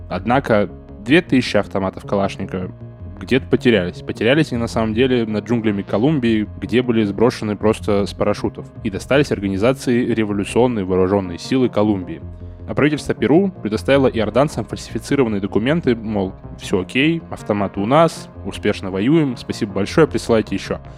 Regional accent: Saint Petersburg, Russia; как петербуржец

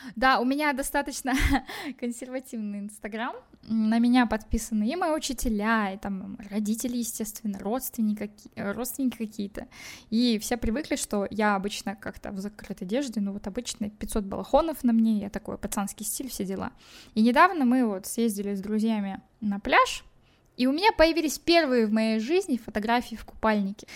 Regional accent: Kazakhstan

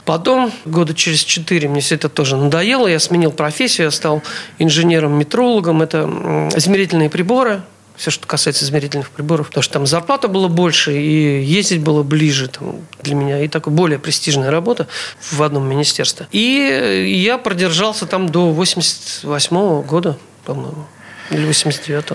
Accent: Saint Petersburg, Russia; Я родился 1 апреля 1957 года, 1957 года в городе Ленинграде

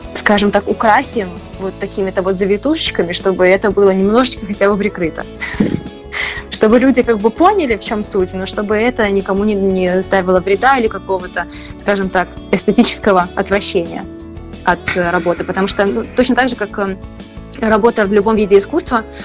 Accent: Belarus; moved away as an adult; also born or lived in Poland / Germany; now in Spain; я из Беларуси

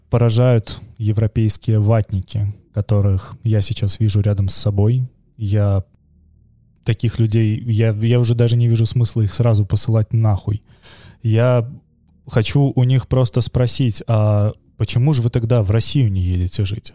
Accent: Belarus; now in Vilnius, Lithuania; я при этом белорус

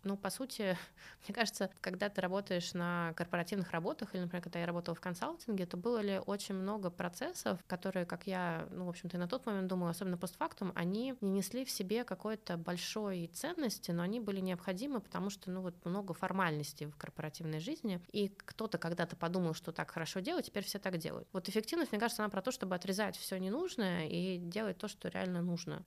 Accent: Saint Petersburg, Russia; also born or lived in Cambridge, Massachusetts, United States; now in Moscow, Russia; я родилась в Ленинграде

